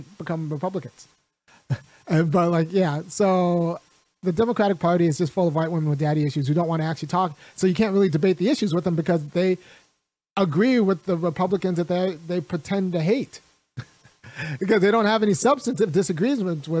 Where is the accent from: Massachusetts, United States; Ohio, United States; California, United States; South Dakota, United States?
California, United States; moved away as an adult; now in Athens, Georgia, United States; I grew up in California